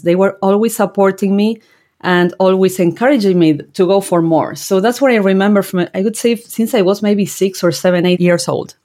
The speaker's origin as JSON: {"language": "English", "town": "General Belgrano", "region": "Buenos Aires Province", "country": "Argentina", "tie": "born or raised there", "moved": "as an adult", "lives_now": "New Jersey, United States", "said": "I grew up in General Belgrano, that is a very small rural town in Argentina"}